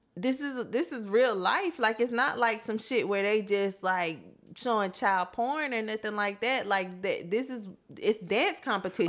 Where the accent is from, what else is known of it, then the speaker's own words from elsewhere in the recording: Florida, United States; I come from Florida